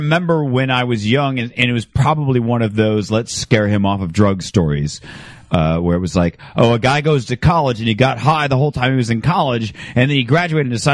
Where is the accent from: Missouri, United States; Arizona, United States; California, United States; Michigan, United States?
Arizona, United States; Phoenix; Phoenix, growing up in Phoenix